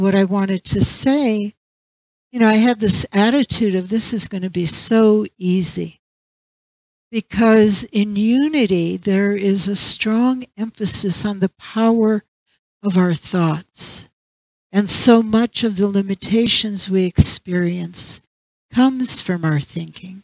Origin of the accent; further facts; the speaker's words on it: St. Petersburg, Florida, United States; moved away; St. Petersburg, and that was my hometown for many, many years